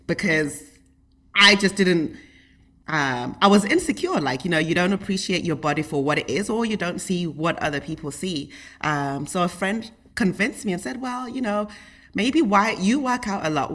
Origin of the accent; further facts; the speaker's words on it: United Kingdom; I grew up in the United Kingdom, and we lived in, like, a small little town